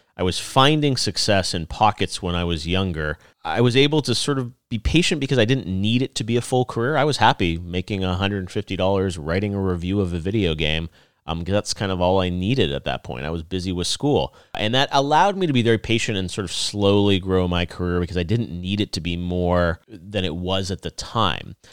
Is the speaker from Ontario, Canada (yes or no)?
yes; Toronto, Ontario, Canada; moved away as an adult; also born or lived in Los Angeles; I moved from Toronto down to Los Angeles for college